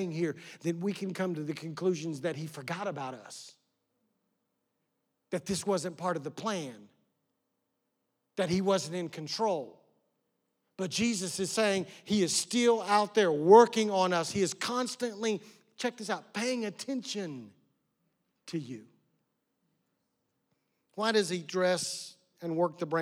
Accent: West Oklahoma, United States; I grew up in West Oklahoma out in the middle of nowhere

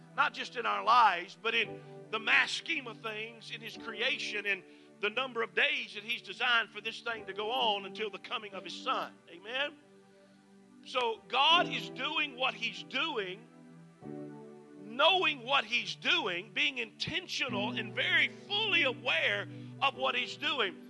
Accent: Mississippi, United States; moved away; I'm originally from Mississippi

